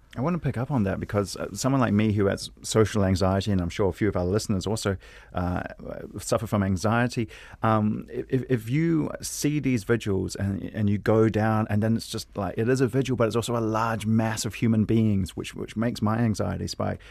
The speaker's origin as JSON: {"language": "English", "country": "New Zealand", "said": "being a New Zealander"}